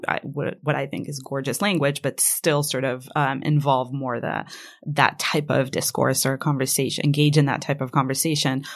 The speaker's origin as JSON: {"language": "English", "country": "Israel", "first_language": "Hebrew", "second_language": "English", "moved": "yes", "said": "Hebrew is my first language."}